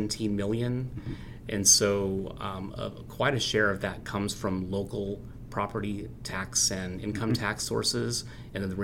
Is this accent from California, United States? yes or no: no; Lafayette, Indiana, United States; also born or lived in Ann Arbor, Michigan; now in Fort Wayne, United States; I'm born and raised in Lafayette, Indiana